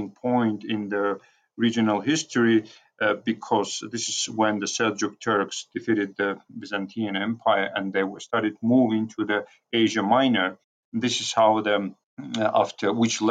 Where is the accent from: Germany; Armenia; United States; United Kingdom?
Armenia; Gyumri, Shirak; my hometown, Gyumri, where I come from